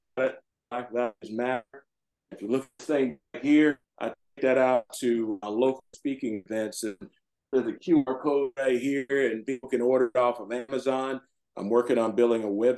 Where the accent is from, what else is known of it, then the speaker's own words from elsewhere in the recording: the South, United States; now in Howard County, Maryland, United States; I grew up in the South